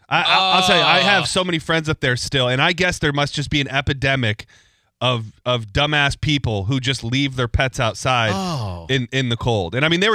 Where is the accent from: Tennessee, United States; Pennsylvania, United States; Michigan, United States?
Michigan, United States; moved away as an adult; I lived in Michigan until I was 19 years old.